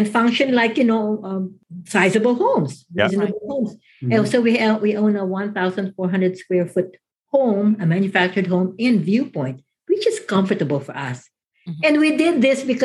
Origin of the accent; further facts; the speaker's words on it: Philippines; moved away as an adult; also born or lived in Manila, Philippines; now in Mesa, United States; I come from the Philippines